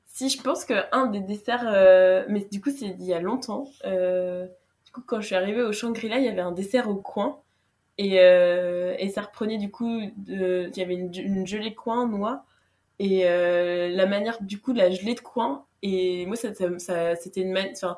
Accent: Brittany, France; je suis bretonne

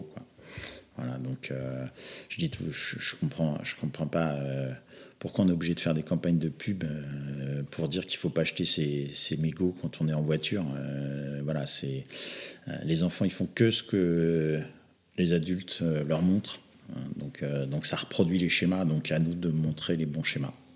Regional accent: Normandy, France; moved away; also born or lived in western Paris suburbs; je viens plutôt de la Normandie, il n'y avait pas, pas spécialement beaucoup de rugby là où j'étais. J'ai émigré en, en banlieue ouest parisienne

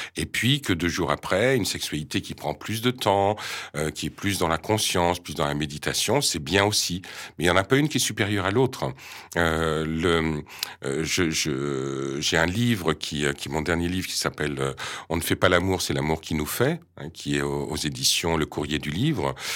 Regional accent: France; je viens de France France

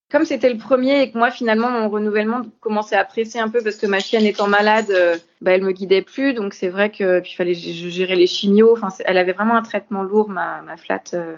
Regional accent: Orléans, Centre-Val de Loire, France; j'habitais pas Paris ni la région parisienne, j'étais d'Orléans

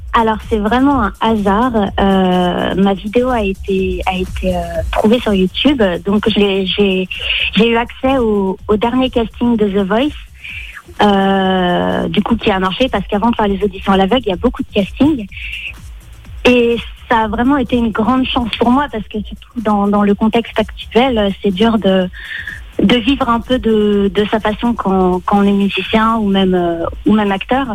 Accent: Lyon, Auvergne-Rhône-Alpes, France; now in Paris, France; je suis originaire de Lyon, mhm. voilà, et j'habite à Paris

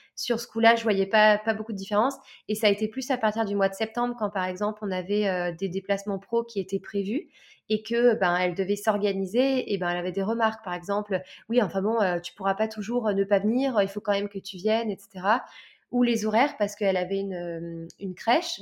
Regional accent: Lyon, Auvergne-Rhône-Alpes, France; moved away as an adult; also born or lived in south of France; Je suis de Lyon à la base

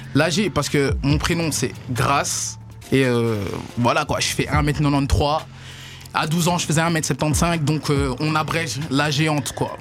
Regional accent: Brussels, Brussels-Capital Region, Belgium; Je viens des quartiers de, des quartiers de Bruxelles. Euh, plus du côté d'Ixelles, cimetière d'Ixelles

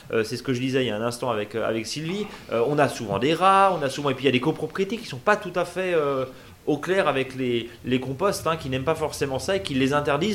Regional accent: Alsace, Grand Est, France; chez nous en Alsace

